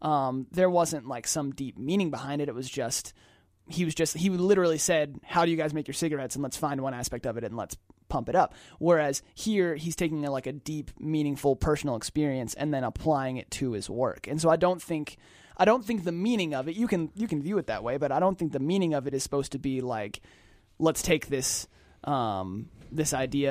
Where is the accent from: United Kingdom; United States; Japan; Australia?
United States; Atlanta, Georgia; We're biased because we're from Atlanta.